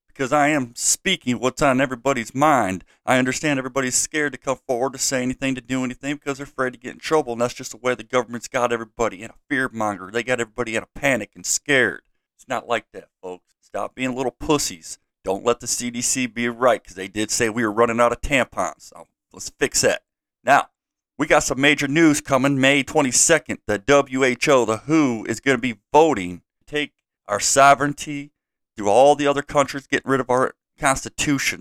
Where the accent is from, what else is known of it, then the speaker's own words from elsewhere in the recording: United States; I'm an American